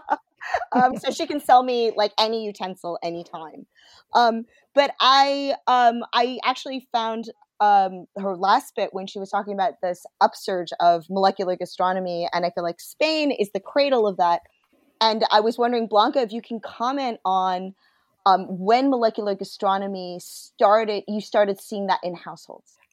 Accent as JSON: {"language": "English", "country": "United States"}